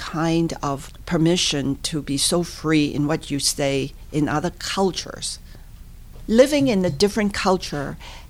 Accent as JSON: {"language": "English", "country": "Hong Kong", "tie": "born or raised there", "moved": "as an adult", "lives_now": "Pittsburgh, United States", "said": "I'm a true product of Hong Kong, born, raised, went to school, even completed college."}